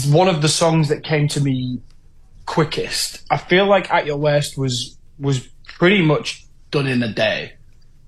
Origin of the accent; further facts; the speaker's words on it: Hull, Yorkshire and the Humber, United Kingdom; my hometown of Hull